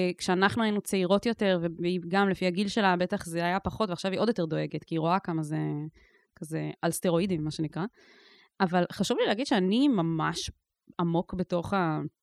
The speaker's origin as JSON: {"language": "Hebrew", "town": "Ketura", "region": "Southern District", "country": "Israel", "tie": "born or raised there", "said": "בקיבוץ קטורה, שזה גם במקרה המקום שגדלתי בו"}